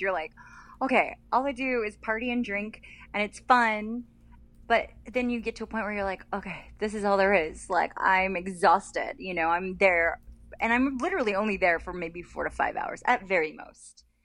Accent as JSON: {"language": "English", "region": "Colorado", "country": "United States", "tie": "born or raised there", "also_born_or_lived": "Las Vegas", "moved": "yes", "lives_now": "California, United States", "said": "I grew up in Colorado, so I was always a pasty kid"}